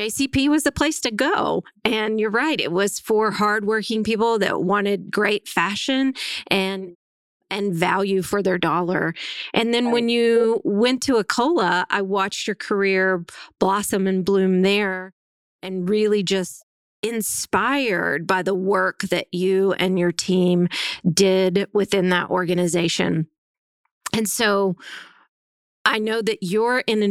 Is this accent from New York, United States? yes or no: no; Northwest Arkansas, United States; I was raised in Northwest Arkansas. I was raised in a small town of 1,400 people.